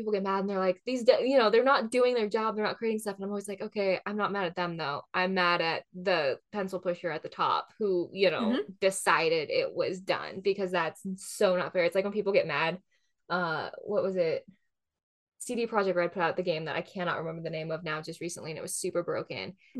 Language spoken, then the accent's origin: English; Pacific Northwest, United States; growing up in the Pacific Northwest, everyone was like, what does this world remind me of?